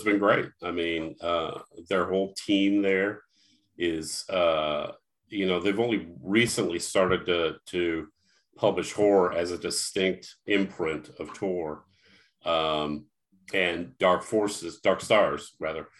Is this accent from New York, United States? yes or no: no; St. Louis, Missouri, United States; now in Illinois, United States; I'm from Missouri, St. Louis, but we live in Illinois now